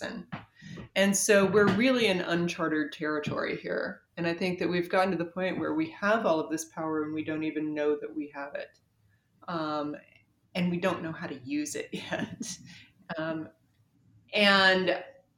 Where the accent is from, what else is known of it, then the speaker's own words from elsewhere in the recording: North Carolina, United States; I am from North Carolina.